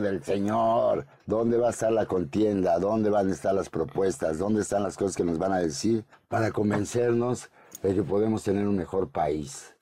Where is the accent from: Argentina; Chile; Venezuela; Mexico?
Mexico; Puebla; yo soy poblano